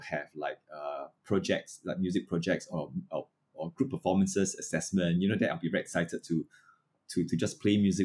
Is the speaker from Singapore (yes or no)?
yes; Singapore; So I was from Chongshan Primary School. I think if you have lived long enough in the Ang Mo Kio area, you know, that's where I started my music.